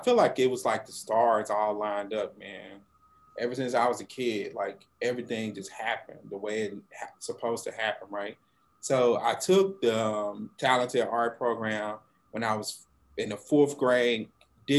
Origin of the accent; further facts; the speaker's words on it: Monroe, Louisiana, United States; I'm originally from the North Louisiana, Monroe, Louisiana, which is on I-20